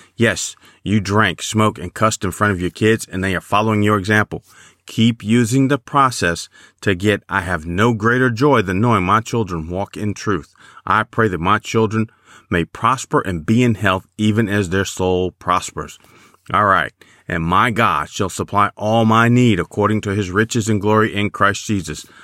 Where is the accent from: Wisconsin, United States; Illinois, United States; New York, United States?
Illinois, United States; Chicago; I remember growing up in Chicago